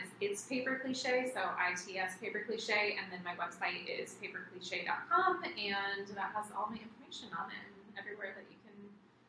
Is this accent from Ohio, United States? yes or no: no; Costa Mesa, California, United States; It's my hometown